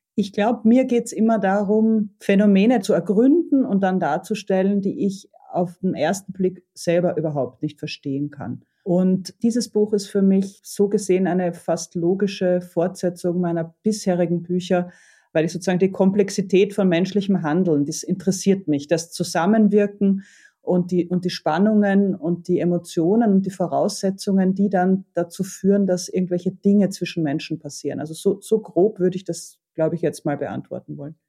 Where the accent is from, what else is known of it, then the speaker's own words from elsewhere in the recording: Vienna, Austria; als Wiener Kind